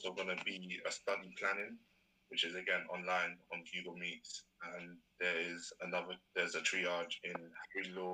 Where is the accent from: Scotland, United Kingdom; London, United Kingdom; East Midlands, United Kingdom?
London, United Kingdom; I study business and management, and I'm from London